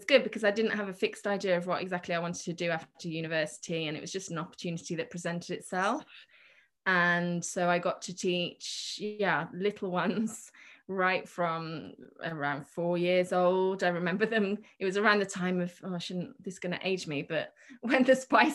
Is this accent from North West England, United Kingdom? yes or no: no; Birmingham, West Midlands, United Kingdom; also born or lived in Portsmouth / Granada / Santander; I was born in Birmingham and I lived in Harborne, where most of my classes are, and lived in Birmingham right until I went to university